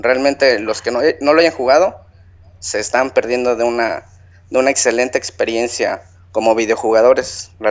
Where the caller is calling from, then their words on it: Ciudad del Carmen, Campeche, Mexico; Desde Ciudad del Carmen.